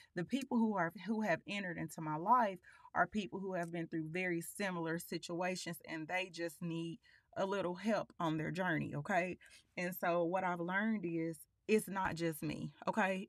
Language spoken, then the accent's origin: English; Pine Bluff, Arkansas, United States; moved away; I was born in Palm Bluff, um, we lived there until I was going into the eighth grade